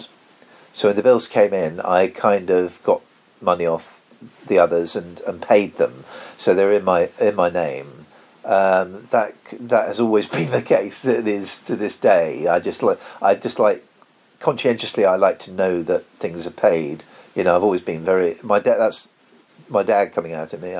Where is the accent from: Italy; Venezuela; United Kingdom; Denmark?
United Kingdom; I grew up in Tollgate Road.